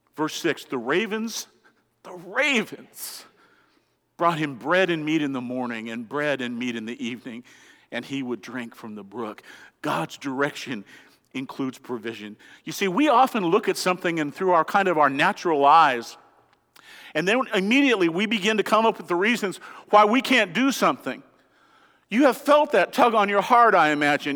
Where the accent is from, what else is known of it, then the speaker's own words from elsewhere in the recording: Colorado, United States; I'm from Colorado